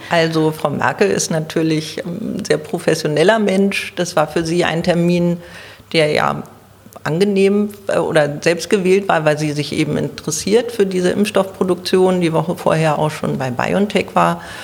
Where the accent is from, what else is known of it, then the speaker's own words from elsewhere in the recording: Berlin, Germany; ich bin eine waschechte Berlinerin. Ich lebe im Südwesten Berlins, in Zehlendorf